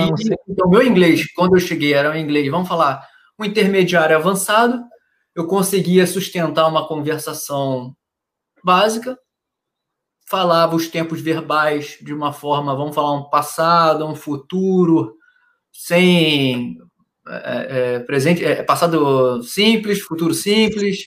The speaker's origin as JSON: {"language": "Portuguese", "town": "Niterói", "region": "Rio de Janeiro", "country": "Brazil", "tie": "born or raised there", "moved": "as an adult", "said": "Porque eu sou do Rio, então, morei minha vida inteira no, em Niterói, no Rio, no Rio, na cidade do lado do Rio de Janeiro"}